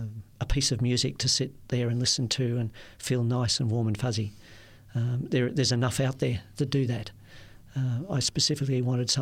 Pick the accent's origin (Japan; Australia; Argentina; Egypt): Australia; Perth, Western Australia; I said, oh, Perth, Western Australia